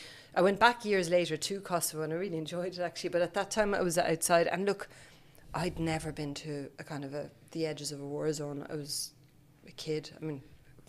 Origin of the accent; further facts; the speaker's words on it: France; also born or lived in Sweden / Cork; I was born in Sweden and then I grew up in France, but I feel like I'm from Cork in lots of ways. My dad's from Cork.